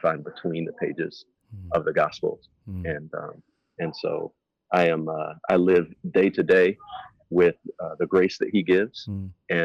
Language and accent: English; Charleston, South Carolina, United States; now in Memphis, United States; It's where I'm from. It's just outside my hometown of Charleston, South Carolina.